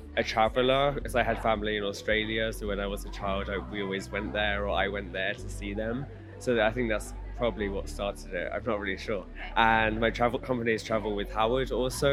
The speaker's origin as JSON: {"language": "English", "region": "London", "country": "United Kingdom", "said": "England, London."}